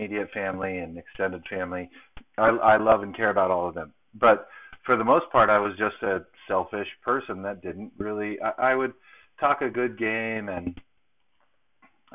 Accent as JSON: {"language": "English", "region": "Southern California", "country": "United States", "tie": "born or raised there", "moved": "yes", "said": "my hometown in Southern California"}